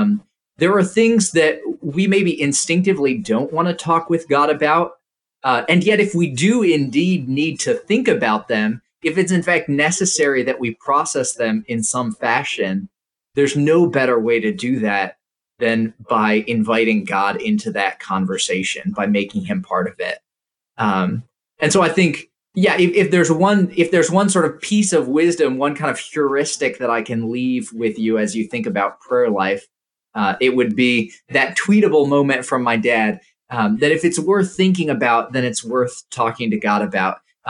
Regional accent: Indonesia; So when I was growing up, I grew up in Indonesia, and once every 3 years, we would come back to the States and travel to a whole bunch of different churches.

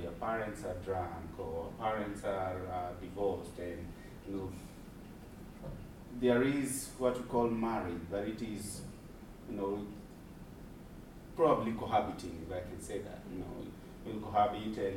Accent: Nairobi, Kenya; I grew up in Mathare myself

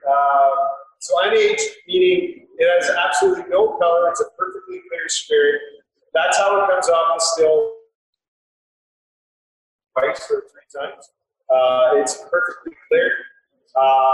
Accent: Calgary, Alberta, Canada; I was born here, went to school here, different schools here in Bridgeland, Brentford, and eventually out in St. Francis. Went to University

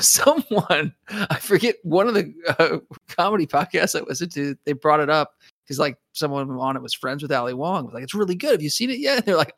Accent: Phoenix, Arizona, United States; because that was shot in my hometown in Phoenix, like in their landmarks that were in my neighborhood, like the water park and the mall that I went to.

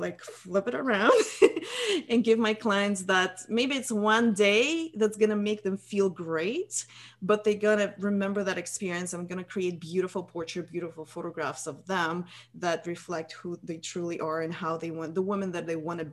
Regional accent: Russia; moved away as an adult; now in United States; I'm from Russia originally.

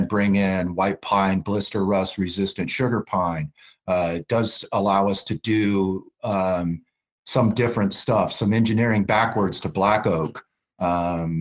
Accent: Mancos, Colorado, United States; I grew up in Mancos, Colorado

